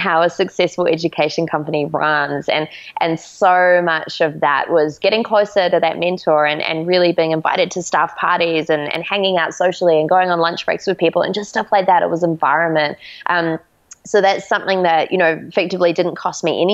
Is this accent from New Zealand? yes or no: yes; New Zealand; we're actually from New Zealand